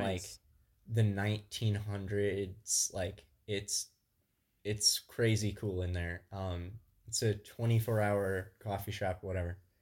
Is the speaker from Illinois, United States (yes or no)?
yes; Southwest Illinois, United States; moved away as an adult; now in Grand Rapids, United States; I'm originally from Southwest Illinois. Uh, but now I live in Grand Rapids, Michigan